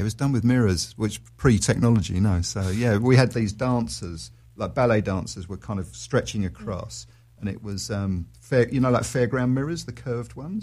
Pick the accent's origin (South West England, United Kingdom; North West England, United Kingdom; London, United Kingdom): London, United Kingdom; moved away as an adult; also born or lived in Australia; I do love London. I'm a Londoner, always will be